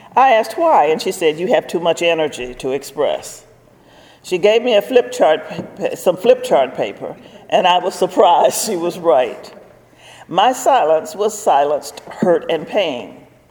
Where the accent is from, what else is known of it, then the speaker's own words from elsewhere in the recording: Virginia, United States; I was from Virginia